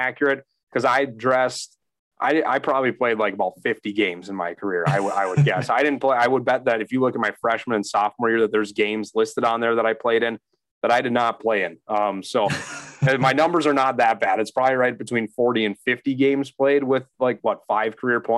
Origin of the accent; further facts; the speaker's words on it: St. Cloud, Minnesota, United States; I transferred to St. Cloud State, which is where I'm, you know, my hometown